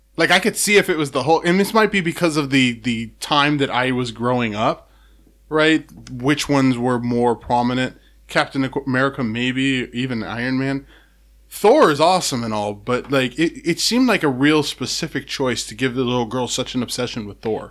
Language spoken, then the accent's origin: English; Seattle, Washington, United States; growing up, I didn't have, Seattle was kinda like, it's weird how small Seattle is